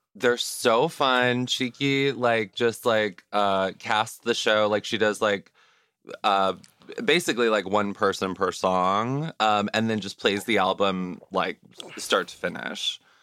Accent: Juneau, Alaska, United States; now in New York, United States; I'm from Juneau

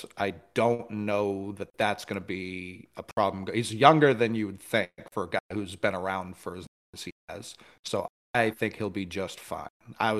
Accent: Harlem, New York, United States; I'm from Harlem.

